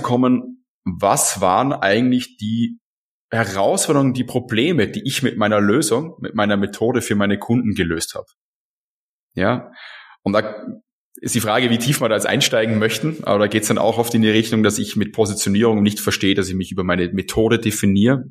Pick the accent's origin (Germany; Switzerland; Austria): Austria; als Österreicher